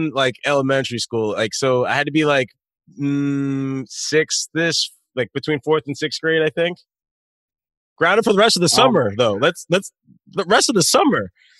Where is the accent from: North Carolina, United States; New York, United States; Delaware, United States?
Delaware, United States; Wilmington; In Wilmington, Delaware. So like in the suburbs.